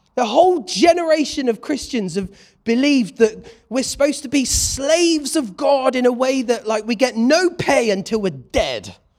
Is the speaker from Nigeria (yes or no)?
no; United Kingdom; I'm a British bloke